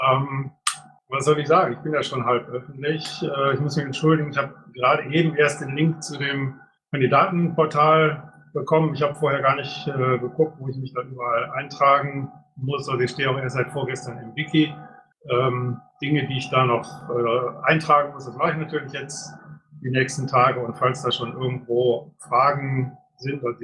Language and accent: German; Düsseldorf, North Rhine-Westphalia, Germany; weil ich tatsächlich als Düsseldorfer mit meiner äh, halt hier von um die Ecke komme